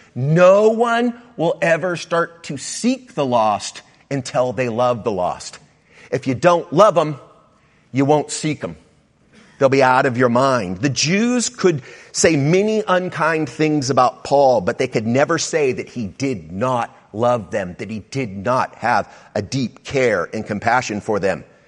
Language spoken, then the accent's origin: English; South Bay, California, United States; I grew up in the South Bay